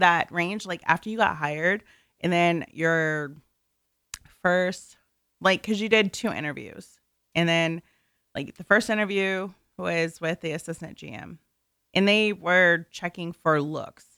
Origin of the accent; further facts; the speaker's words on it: NoVA, Virginia, United States; I'm from the Nova area